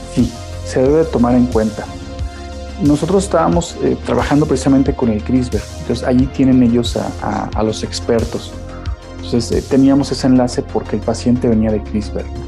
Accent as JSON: {"language": "Spanish", "town": "Naranjos", "region": "Veracruz", "country": "Mexico", "tie": "born or raised there", "also_born_or_lived": "Xalapa, Veracruz", "moved": "yes", "said": "Soy originario de Naranjos, Veracruz, al norte del estado"}